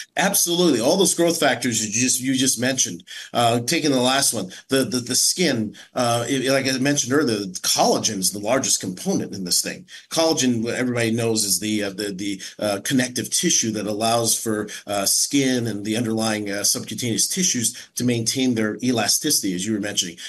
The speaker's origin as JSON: {"language": "English", "town": "San Francisco", "region": "California", "country": "United States", "tie": "born or raised there", "said": "As a as a Chinese American, I was raised in San Francisco"}